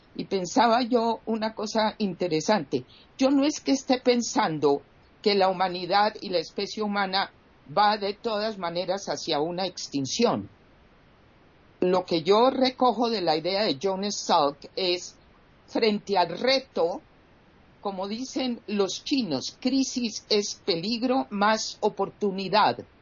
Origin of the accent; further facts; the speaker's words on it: Colombia; en mi país Colombia